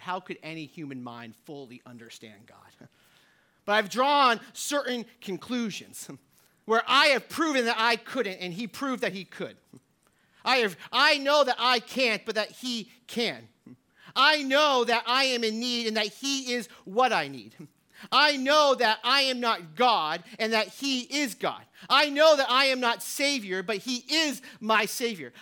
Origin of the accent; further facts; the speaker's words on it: New Hampshire, United States; I'm from New Hampshire